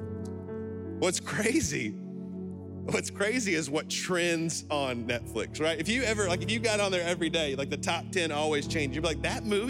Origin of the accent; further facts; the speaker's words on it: Alabama, United States; I'm from Alabama